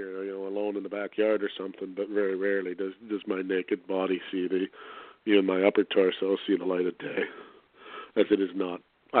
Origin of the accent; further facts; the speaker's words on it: Canada; I'm Canadian and that's how I am